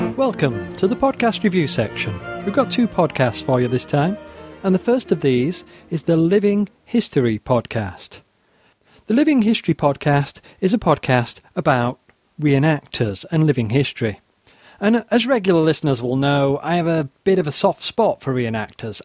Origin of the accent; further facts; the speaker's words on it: the north of England, United Kingdom; I am an Englishman raised in the north of England, working class background